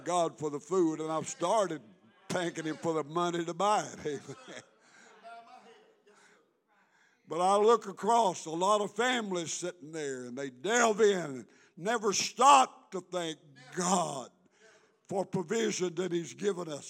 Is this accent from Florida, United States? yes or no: no; McNairy County, Tennessee, United States; I was born in McNary County, Tennessee